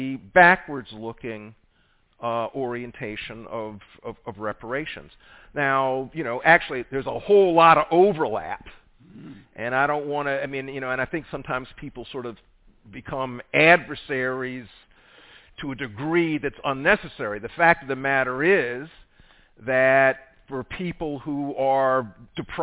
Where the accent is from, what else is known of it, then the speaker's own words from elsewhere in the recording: South Carolina, United States; I'm from South Carolina.